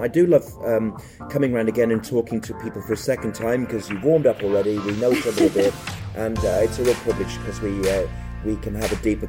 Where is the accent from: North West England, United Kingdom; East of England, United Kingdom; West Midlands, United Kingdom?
West Midlands, United Kingdom; Birmingham; I'm from Birmingham, England, but I am a Jew